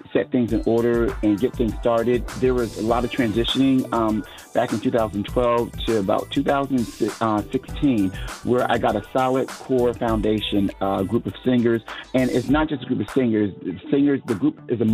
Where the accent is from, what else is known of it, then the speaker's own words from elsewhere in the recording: Connecticut, United States; now in Dallas-Fort Worth, United States; I'm originally from Connecticut, and I'm now living in Texas, Dallas, Fort Worth area in Texas